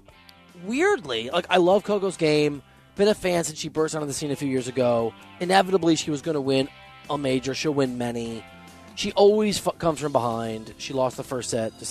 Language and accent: English; Dubuque, Iowa, United States; I'm from Dubuque. It's on the border of Wisconsin